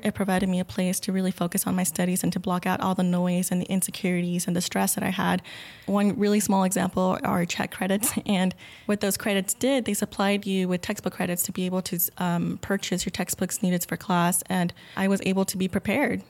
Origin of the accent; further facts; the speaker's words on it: Pharr, Texas, United States; now in Austin, United States; I grew up in the Rio Grande Valley